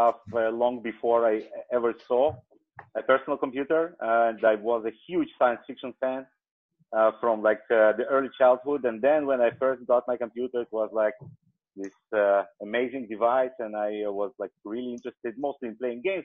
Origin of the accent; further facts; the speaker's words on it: Azerbaijan; now in Israel; I was born actually in the country which is currently known as Azerbaijan, but way back when it was part of the Soviet Union. So I was born in the Soviet Union, and I came here like almost 30 years ago